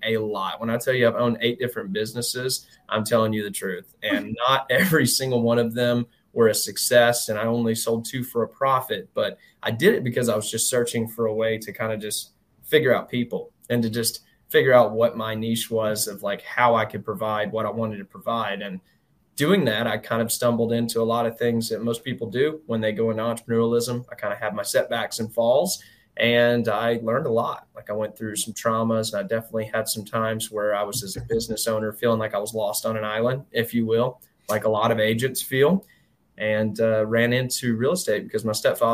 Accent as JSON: {"language": "English", "town": "Albertville", "region": "Alabama", "country": "United States", "tie": "born or raised there", "said": "I was born in a northern town in Albertville, Alabama."}